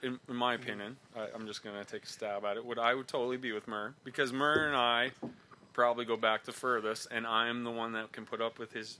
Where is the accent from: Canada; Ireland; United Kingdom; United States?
Canada; We're all Canadian